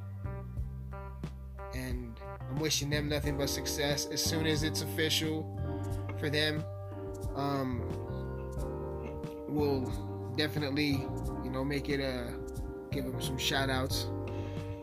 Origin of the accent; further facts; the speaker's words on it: Alamosa, Colorado, United States; That's where I'm from. I'm from Alamosa, Colorado.